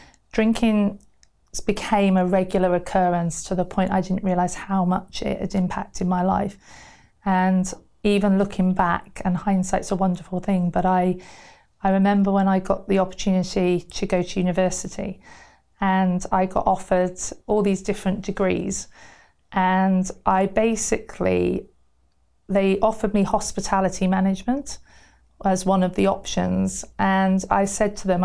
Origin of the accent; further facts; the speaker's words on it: Somerset, South West England, United Kingdom; moved away as an adult; also born or lived in Burton-on-Trent / Wales; I moved to Somerset quite early on in sort of my life, and I lived there until I went to university in Wales